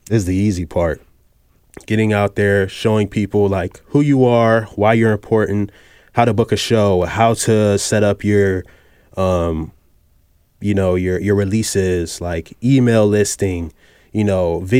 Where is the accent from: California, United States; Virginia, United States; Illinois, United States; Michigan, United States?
Virginia, United States; And I'm from Virginia too.